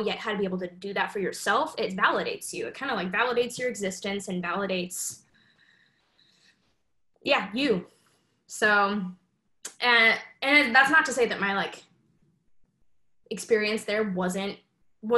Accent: Salt Lake City, Utah, United States; I grew up in Salt Lake City, Utah

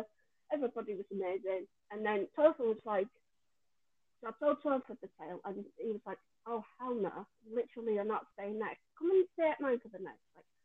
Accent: Yorkshire and the Humber, United Kingdom; now in London, United Kingdom; when I came to London, because I came all the way from Yorkshire

